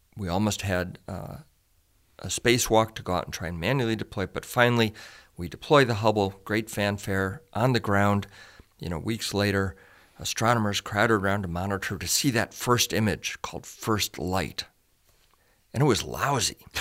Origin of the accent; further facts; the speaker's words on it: Chicago, Illinois, United States; moved away as an adult; also born or lived in Pasadena; I grew up in Chicago